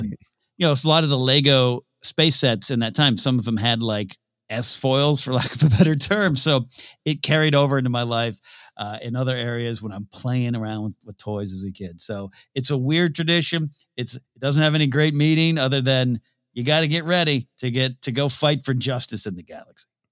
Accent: Central Coast of California, United States; I grew up in Central Coast of California, which, uh, you know, close to L A, close to San Francisco

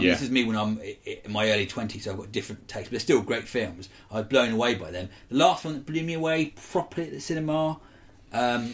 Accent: Isle of Wight, South East England, United Kingdom; I'm from the Isle of Wight. I was brought up there, which is a small island just off Portsmouth

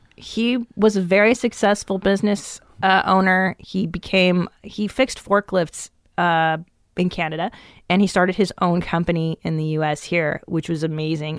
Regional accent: Los Angeles, California, United States; also born or lived in Encino / Tarzana / West Hills / Canoga Park; I grew up in the San Fernando Valley

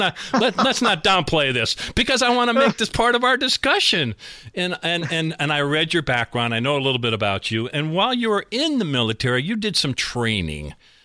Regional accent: Scranton, Pennsylvania, United States; we are in my hometown of Scranton, Pennsylvania.

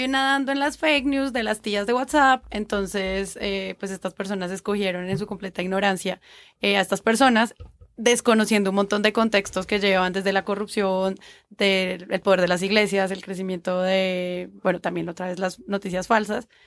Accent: Colombia

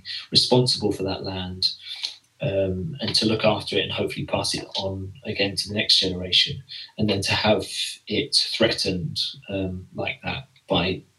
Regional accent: England, United Kingdom; accent: English; my English accent

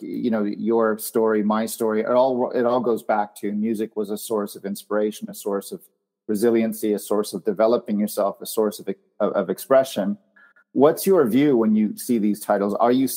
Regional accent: Canada; I grew up in Canada, and our school competed at Epcot Center in Florida

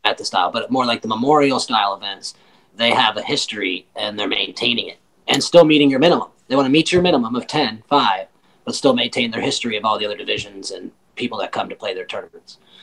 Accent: Michigan, United States; also born or lived in Washington, D.C.; I was born in Washington D.C. We moved to Michigan when I was ten

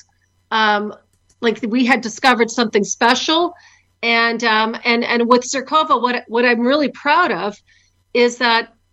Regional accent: Canada; moved away as an adult; also born or lived in Ukraine; I was born here in Canada, but 25 years ago, I moved to Ukraine with my husband, John

